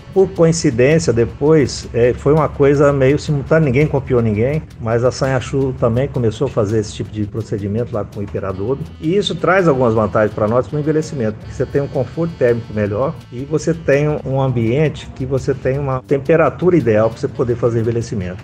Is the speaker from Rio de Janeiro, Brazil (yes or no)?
no; Minas Gerais, Brazil; now in Paraíba, Brazil; Eu sou mineiro, então a gente tem a cultura de envelhecimento de cachaça